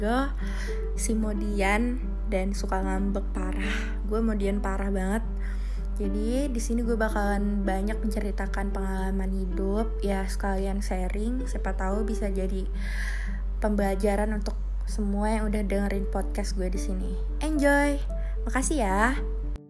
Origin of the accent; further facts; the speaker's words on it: Bandar Lampung, Lampung, Indonesia; Lahir di Bandara Lampung, delapan Januari dua ribu